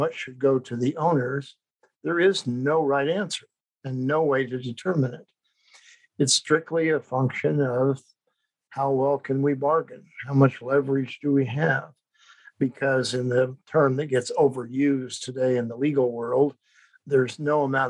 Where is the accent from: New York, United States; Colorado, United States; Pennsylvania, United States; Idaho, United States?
Idaho, United States; moved away as an adult; also born or lived in Chicago; I grew up mainly in Idaho